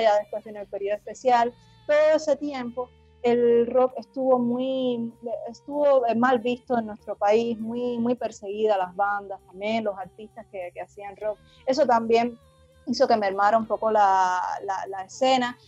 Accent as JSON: {"language": "Spanish", "region": "Havana", "country": "Cuba", "said": "somos de La Habana, de La Habana, la capital de Cuba"}